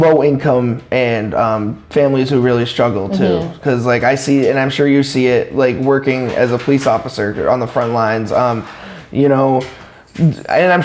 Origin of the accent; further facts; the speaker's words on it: Claremont, New Hampshire, United States; I was born and raised in Claremont